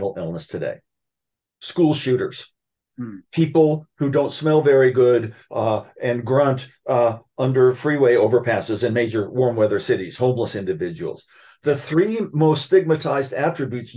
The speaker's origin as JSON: {"language": "English", "town": "Columbus", "region": "Ohio", "country": "United States", "tie": "born or raised there", "said": "Ohio State University, where I grew up in Columbus"}